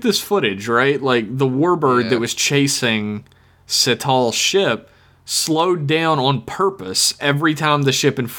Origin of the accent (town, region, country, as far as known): United States